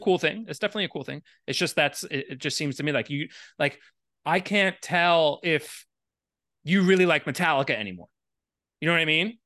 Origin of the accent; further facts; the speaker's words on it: Miami, Florida, United States; moved away as an adult; also born or lived in Syracuse, New York; I grew up in Miami and, like, straight edge is not a thing there.